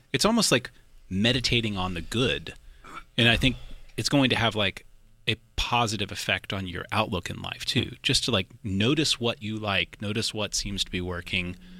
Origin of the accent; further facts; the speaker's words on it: Austin, Texas, United States; also born or lived in Boerne, Texas; part here in Austin, and then I did sort of my high school outside of San Antonio in a little town called Bernie